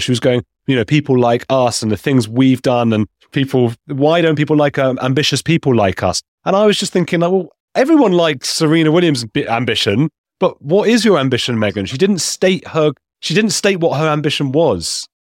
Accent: England, United Kingdom; moved away; also born or lived in Latin America; I grew up in a J, Jewish family as, as well in England

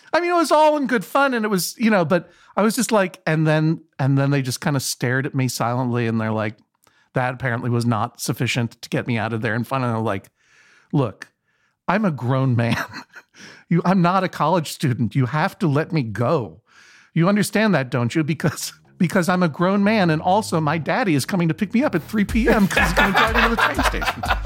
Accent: Brookline, Massachusetts, United States; I'm from Brookline, Massachusetts, the home of Conan O'Brien, the hometown of Conan O'Brien

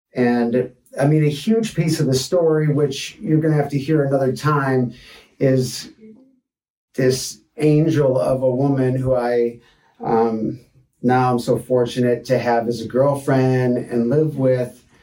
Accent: Detroit, Michigan, United States; moved away as an adult; also born or lived in Boulder, Colorado; now in Santa Barbara, United States; I was born in Detroit, Michigan 44 years ago

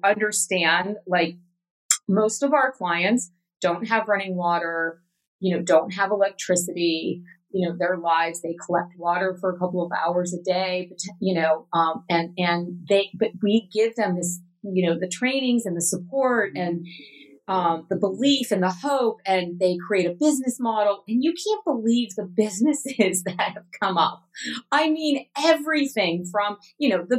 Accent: West Coast of the United States, United States; moved away as an adult; also born or lived in Atlanta, Georgia; growing up on the West Coast and the Western part of the United States

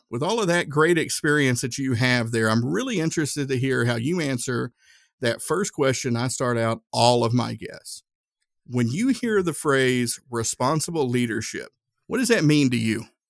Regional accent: Northeast Tennessee, United States; growing up in Northeast Tennessee, uh, I grew up next to Nuclear Fuel Services

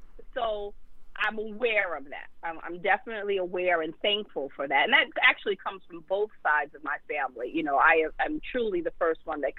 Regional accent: New York City, New York, United States; growing up in Bed-Stuy in the 80s, in the middle of the crack era

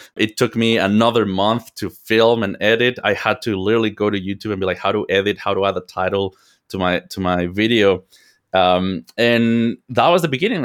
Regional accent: Mexico; moved away as an adult; now in United States; I am from Mexico. I was born and raised in Mexico

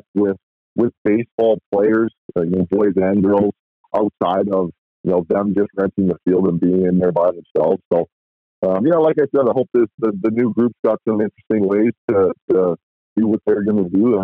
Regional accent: Edmonton, Alberta, Canada; also born or lived in Nanaimo; I'm from Edmonton

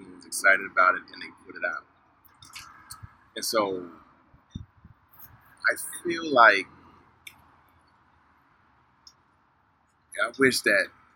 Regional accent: Suitland, Maryland, United States; moved away as an adult; also born or lived in Bahamas; now in California, United States; Yeah, I grew up in Suitland. I went to Central High School in Capitol Heights, Maryland.

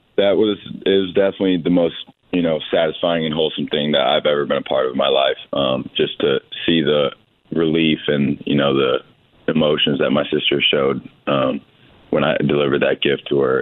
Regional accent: Bloomington, Indiana, United States; I grew up in Bloomington

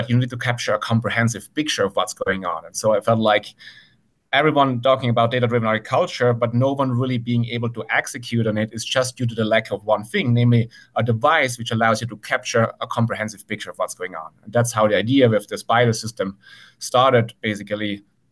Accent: Italy; moved away as an adult; now in Santa Cruz, United States; I grew up in the Italian countryside and spent my summers on my auntie's farm.

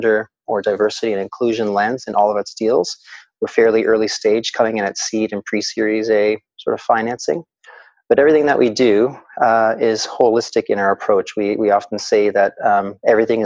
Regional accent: Kitchener, Ontario, Canada; I was born in Kitchener-Waterloo

